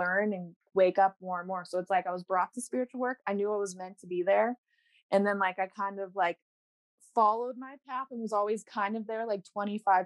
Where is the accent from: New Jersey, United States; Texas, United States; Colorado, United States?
Colorado, United States; also born or lived in Council Bluffs, Iowa; now in Southern Oregon, United States; I was born in Iowa, Council Bluffs, Iowa, but I was raised in Colorado.